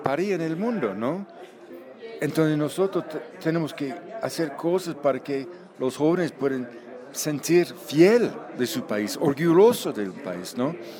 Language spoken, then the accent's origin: Spanish; Canada; Spanish is a second language; also born or lived in Vancouver, Canada / Colombia; yo soy canadiense